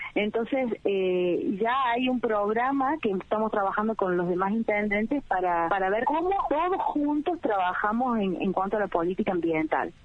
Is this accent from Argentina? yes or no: yes; Argentina; nos divide a los argentinos